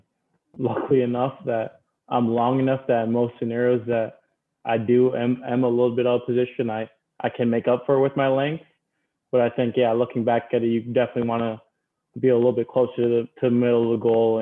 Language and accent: English; Toronto, Ontario, Canada; moved away as an adult; also born or lived in Maryland; growing up in Toronto